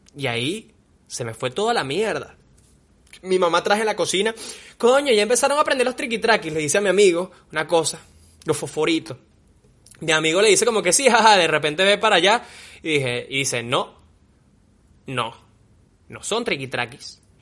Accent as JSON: {"language": "Spanish", "area": "Margarita", "region": "Nueva Esparta", "country": "Venezuela", "tie": "born or raised there", "also_born_or_lived": "Caracas", "said": "yo nací en Caracas, pero viví toda mi vida en Margarita"}